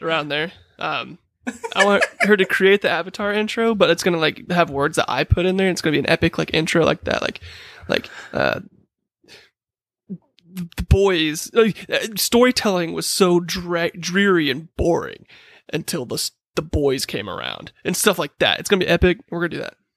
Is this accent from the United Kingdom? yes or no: yes; United Kingdom; I'm British.